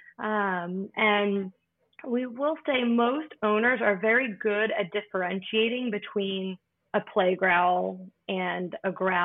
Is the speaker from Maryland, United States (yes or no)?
yes; Maryland, United States; moved away as an adult; also born or lived in Florida / Washington, D.C.; now in Pennsylvania, United States; I'm originally from Maryland